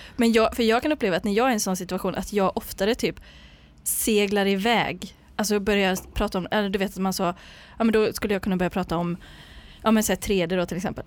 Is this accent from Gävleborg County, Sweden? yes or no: no; Ulricehamn, Västra Götaland, Sweden; now in Gothenburg, Sweden; jag är från Ulricehamn